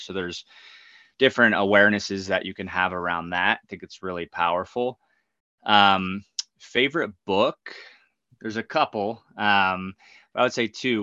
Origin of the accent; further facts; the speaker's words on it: New Egypt, New Jersey, United States; I grew up in New Egypt, New Jersey, super mm-hmm. small towns, like right in the dead center of New Jersey